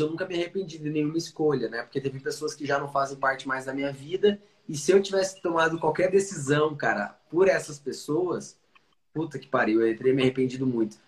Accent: Curitiba, Paraná, Brazil; also born or lived in Dublin, Ireland; Sou curitibano nato

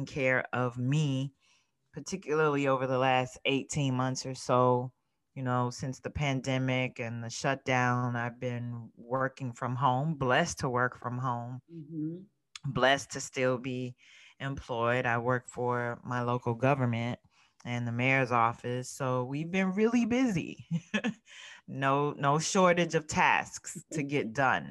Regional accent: South Florida, United States; now in Mid-Atlantic, United States; I grew up in South Florida. However, I now live in the Mid-Atlantic

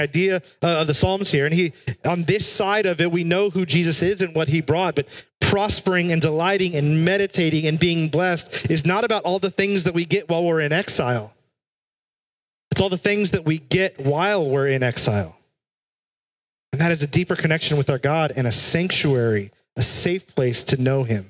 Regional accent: South Texas, United States; When I was a kid, I grew up in South Texas

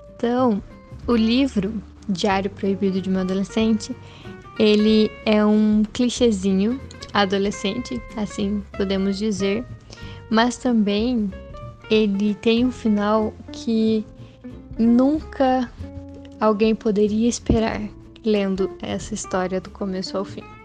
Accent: Brazil; moved away; also born or lived in Guarapuava, Paraná; sou natural de Piranga, mas guarapavana de coração

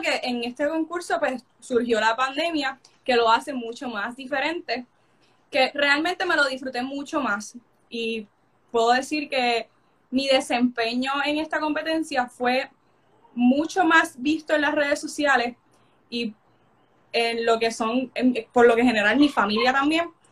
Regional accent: Coamo, Puerto Rico; soy de Puerto Rico, de Coamo, de las aguas termales

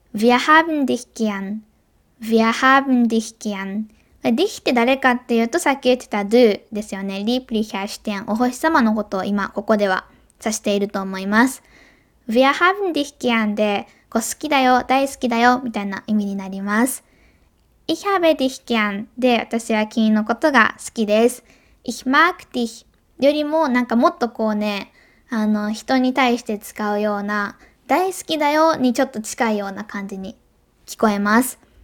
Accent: Hyogo, Japan; also born or lived in Germany; 兵庫ですよね、生まれ育った

